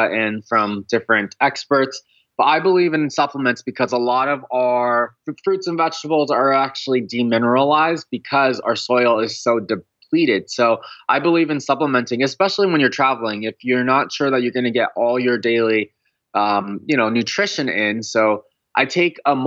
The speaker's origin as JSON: {"language": "English", "region": "California", "country": "United States", "tie": "born or raised there", "said": "I grew up in California"}